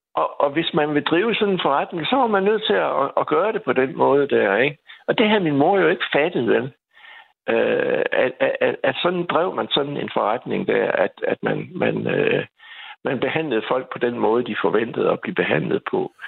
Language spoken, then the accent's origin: Danish; Skive, Central Denmark Region, Denmark; moved away as an adult; now in Aarhus, Denmark; er jeg vokset op i Skive